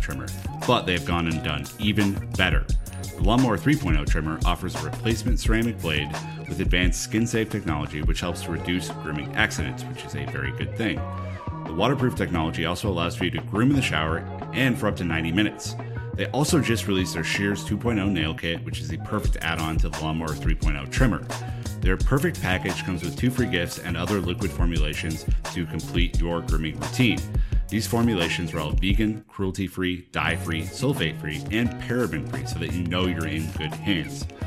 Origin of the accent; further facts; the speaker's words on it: United States; As an American